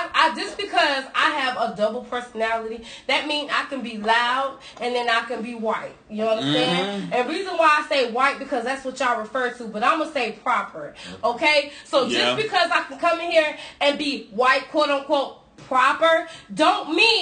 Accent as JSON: {"language": "English", "region": "New York", "country": "United States", "accent": "New York", "moved": "yes", "lives_now": "Florida, United States", "said": "I'm in Florida and I'm from New York"}